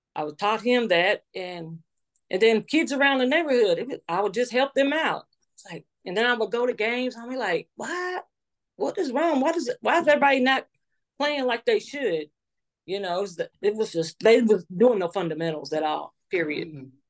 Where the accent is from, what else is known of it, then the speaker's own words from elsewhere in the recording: New Albany, Indiana, United States; I'm from New Albany, Indiana